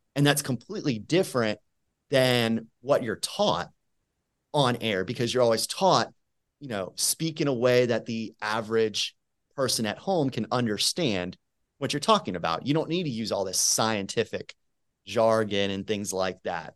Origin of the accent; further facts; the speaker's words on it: Tampa, Florida, United States; moved away as an adult; also born or lived in Abilene, Texas; now in Birmingham, United States; I'm originally from Tampa, Florida.